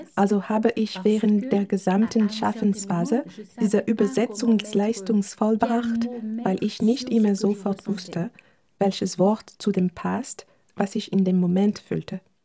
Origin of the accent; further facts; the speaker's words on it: Haiti; first language Haitian Creole; German is a second language; das Kreol meine Muttersprache ist